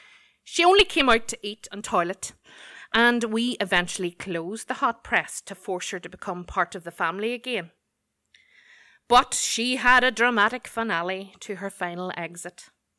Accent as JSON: {"language": "English", "town": "Belfast", "region": "Northern Ireland", "country": "United Kingdom", "tie": "born or raised there", "said": "Growing up on the Glen Road in Belfast, my dad had been a loyal customer of Creighton's Pet Shop in Smithfield"}